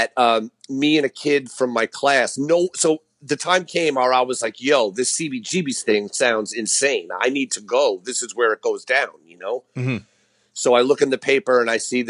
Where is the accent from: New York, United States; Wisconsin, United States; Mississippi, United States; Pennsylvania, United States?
New York, United States; New York City; I grew up in Queens, New York